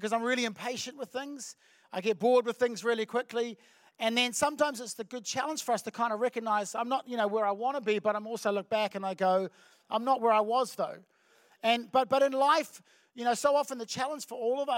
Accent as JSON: {"language": "English", "region": "Auckland", "country": "New Zealand", "said": "I'm from Auckland"}